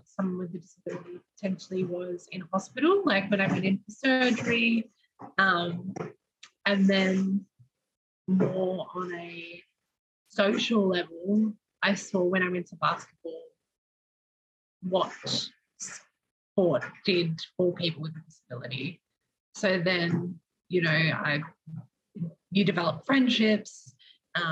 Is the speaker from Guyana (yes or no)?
no; Melbourne, Victoria, Australia; growing up in Melbourne, I think I had a pretty normal childhood